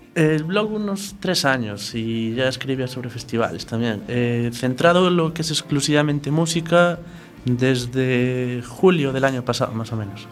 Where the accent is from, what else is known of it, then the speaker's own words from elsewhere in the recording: Arzúa, Galicia, Spain; also born or lived in Santiago de Compostela; now in A Coruña, Spain; Soy de Arzúa, pero bueno, ya llevaba siete años viviendo en Santiago